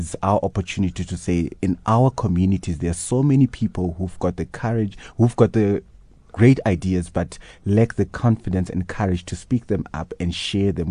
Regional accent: Zimbabwe; I come from Zimbabwe, where we actually had Toastmasters in courts in our high schools

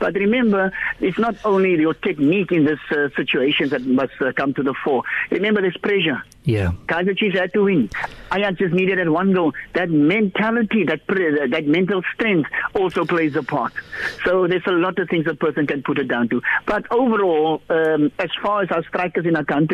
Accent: Cape Town, Western Cape, South Africa; we grew up in Glenmore, in Athlone

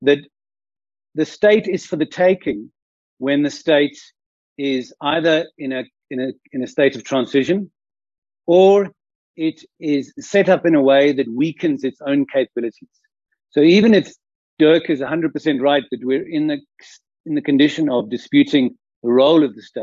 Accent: South Africa; we, as South African citizens

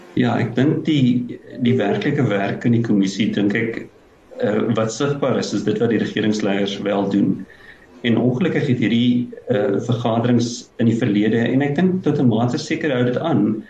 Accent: South Africa; as Suid-Afrikaners

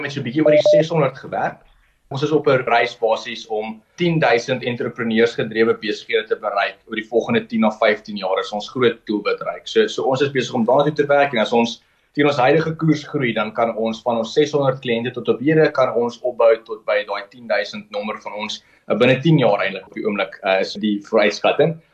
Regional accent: Kimberley, Northern Cape, South Africa; ek is gebore in Kimberley. Ek het daar gematrikuleer aanvanklik. Uh, my ouers het daarso gewoon

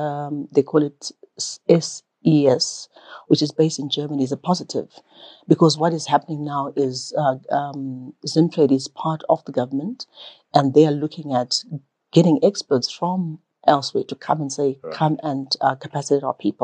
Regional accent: Manicaland, Zimbabwe; born there; Okay, so I was born in Manicaland, during the school holidays, I was either in Honda Valley with my maternal grandmother, or I was in Rusape with my paternal grandmother.

